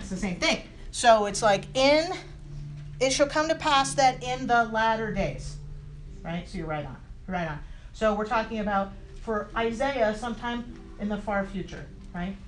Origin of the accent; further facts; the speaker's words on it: San Diego, California, United States; I'm from San Diego